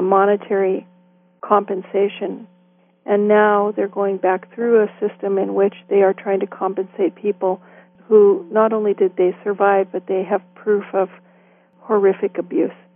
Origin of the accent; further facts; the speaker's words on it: Pacific Northwest, United States; also born or lived in Walla Walla, Washington / Hermiston, Oregon; now in Canada; my brother and I were raised in the Pacific Northwest